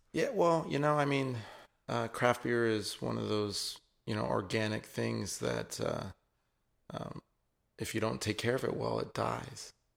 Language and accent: English; Isleton, California, United States; also born or lived in San Francisco; what I know as home is, is Ileton, um, out in the Sacramento Delta.